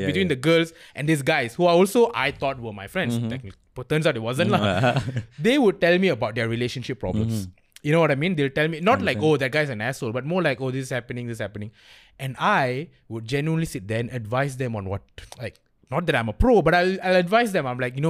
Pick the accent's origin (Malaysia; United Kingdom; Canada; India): Malaysia; Klang, Selangor; I'm from Klang, so that explains like half of the story.